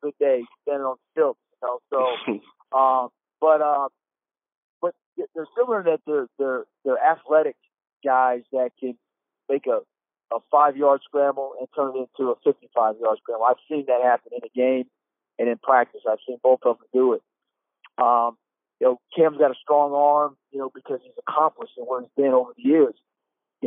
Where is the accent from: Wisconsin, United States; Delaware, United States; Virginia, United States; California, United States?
Virginia, United States; Newport News; I'm from Newport News, Virginia. You know, went to high school with Allen Iverson